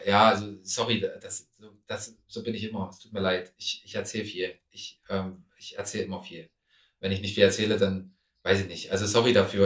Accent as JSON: {"language": "German", "country": "Germany", "said": "ich komme aus Deutschland, ähm, aus Europa."}